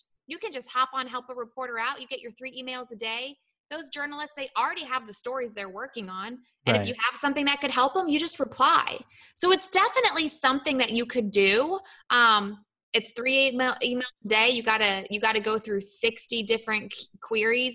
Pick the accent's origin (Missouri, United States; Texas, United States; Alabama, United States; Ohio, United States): Ohio, United States; Columbus; now in Florida, United States; I came from Ohio.